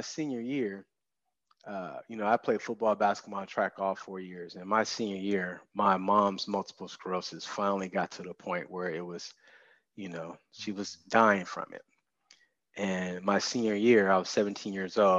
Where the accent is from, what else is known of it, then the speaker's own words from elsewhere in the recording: Oakland, California, United States; Born and raised in Oakland